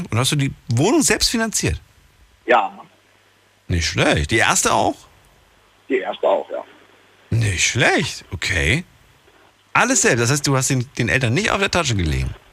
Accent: Hamburg, Germany; Ja, ich komme aus Hamburg.

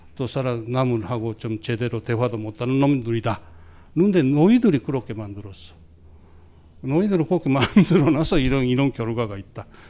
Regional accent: Japan; 제가 막 일본의 소수자로 일본의사회에서 자랐다

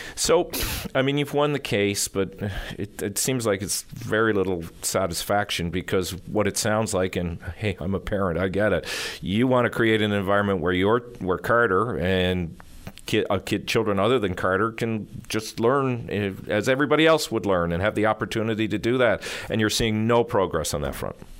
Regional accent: St. John's, Newfoundland and Labrador, Canada; I grew up here in St. John's

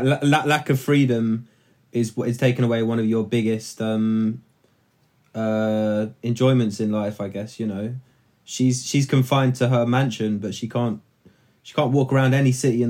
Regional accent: London, United Kingdom; born or raised there

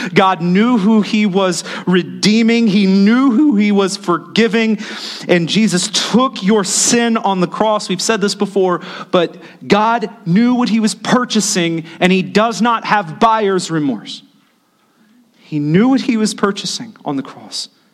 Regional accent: United States; As the American church

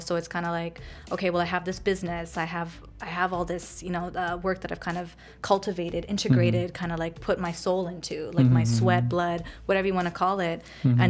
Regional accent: Hamilton, Ontario, Canada; also born or lived in Richmond Hill; so I was born and raised in Canada. Nice. So from Hamilton, traditionally up in the mountains. I'm a mountain girl.

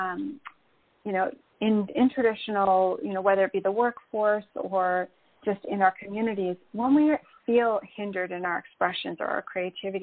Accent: Canada; moved away as an adult; now in Puerto Rico; Well, I live in Puerto Rico. But I'm originally from Canada, so I actually made this move during the pandemic

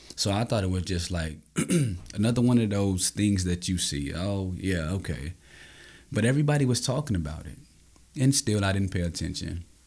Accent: Austin, Texas, United States; I grew up in Austin, Texas, um, in an underserved community.

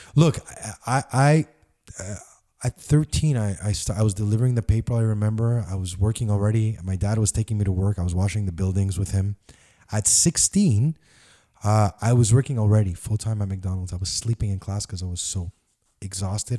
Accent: Montreal, Quebec, Canada; I grew up in Park X on Wiseman and Liège and Crémazy

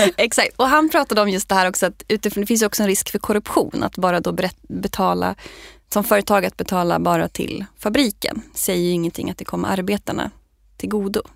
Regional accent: Sweden; som svensk

